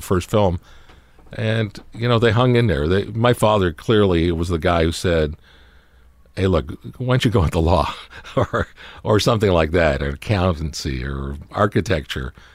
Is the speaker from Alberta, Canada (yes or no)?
no; Toronto, Ontario, Canada; we were all growing up in Canada, in Toronto